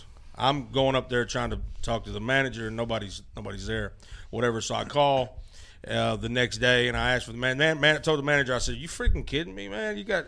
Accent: Memphis, Tennessee, United States; Yeah, I'm from Memphis

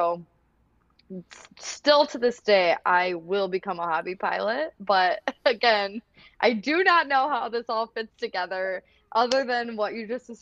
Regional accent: Iowa, United States; I grew up in Iowa. I come from a farming family

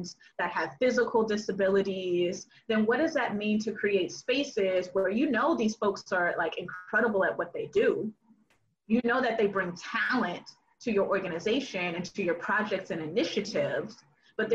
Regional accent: the South, United States; Black girl growing up in the South

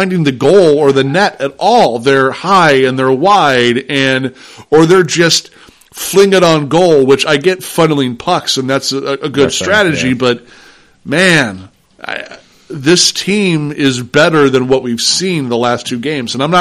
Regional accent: St. Louis, Missouri, United States; I'm from St. Louis.

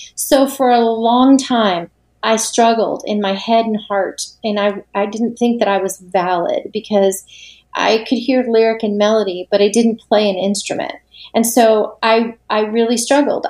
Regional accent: Tampa, Florida, United States; also born or lived in Nashville, Tennessee / St. Augustine, Florida; I'm originally from Florida. Okay. I'm from Tampa Bay

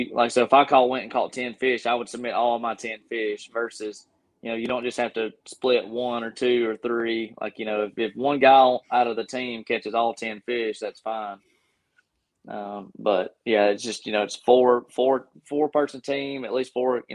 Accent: Gadsden, Alabama, United States; I'm from Gadsden, Alabama

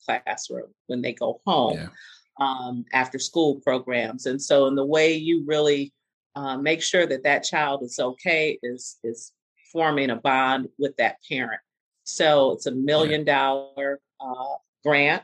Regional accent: Detroit, Michigan, United States; I grew up on Burns and Warren. And I currently live on Jefferson.

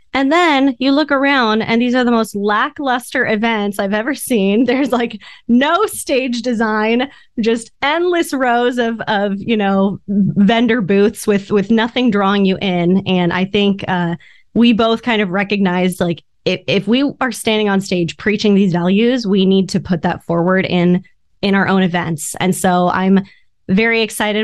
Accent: Orange County, California, United States; I grew up in Orange County

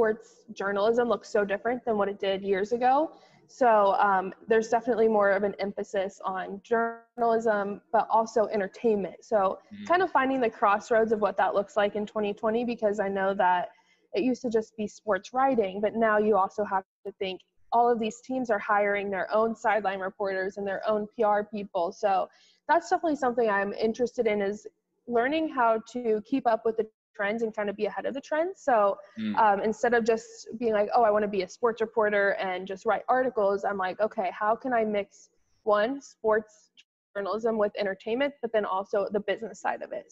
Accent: Wichita, Kansas, United States; moved away as an adult; now in New York, United States; I grew up in Wichita

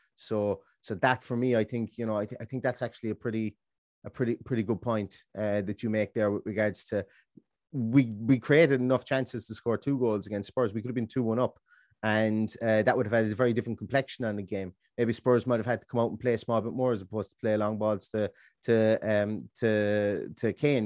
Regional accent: Ballingarry, Munster, Ireland; the metro- metropolis of Ballingarry, my hometown in Limerick

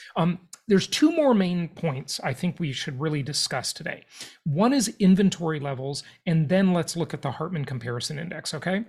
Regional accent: Los Angeles, California, United States; where I grew up in Los Angeles, California.

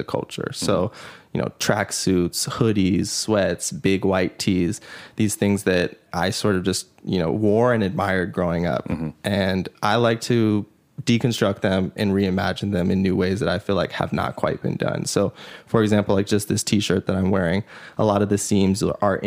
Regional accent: Los Angeles, California, United States; I was born in Los Angeles.

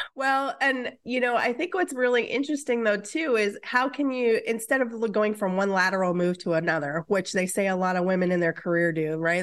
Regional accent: Midwest, United States; now in Seattle, United States; I'm from the Midwest, where relationships are deeper than

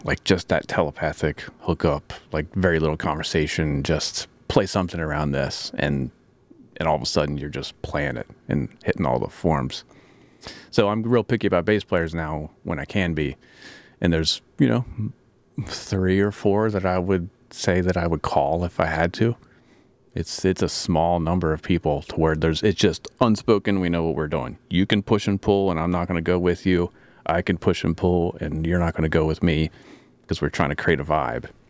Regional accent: Maryland, United States; I'm from Maryland

